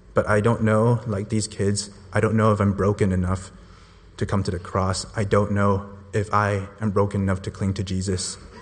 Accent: Hong Kong; moved away as an adult; I immigrated here from Hong Kong about eight years ago

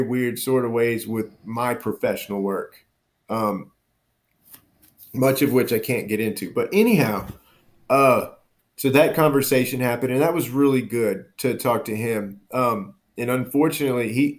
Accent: Baton Rouge, Louisiana, United States; moved away; my hometown of Baton Rouge

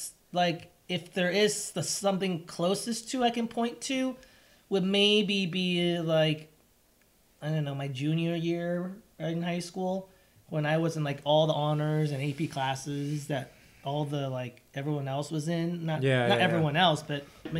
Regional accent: San Gabriel Valley, California, United States; English is a second language; also born or lived in Taiwan; I grew up in San Gabriel Valley, and that's where all, not to say there weren't any, you know, European Americans, but that was about 10 to 15%.

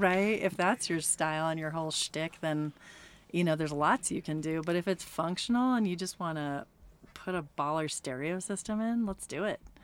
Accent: California, United States; now in Reno, United States; I'm from California originally

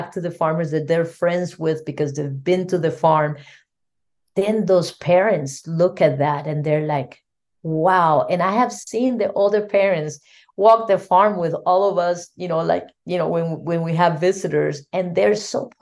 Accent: Costa Rica; I'm from Costa Rica

